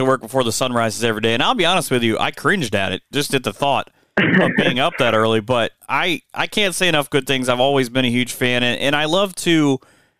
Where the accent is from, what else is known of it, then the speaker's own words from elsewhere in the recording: Ohio, United States; growing up in Ohio